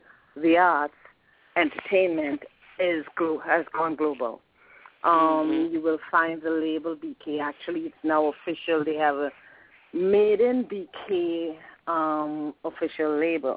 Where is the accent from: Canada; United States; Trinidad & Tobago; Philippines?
Trinidad & Tobago; moved away; I'm originally from the Caribbean, Trinidad and Tobago.